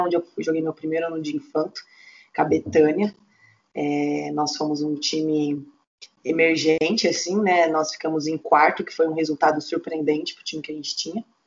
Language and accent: Portuguese; Curitiba, Paraná, Brazil; also born or lived in São Paulo; Eu, eu sou natural de São Paulo, né? E eu nadava quando era criança e eu vim bem nova para Curitiba, com oito anos.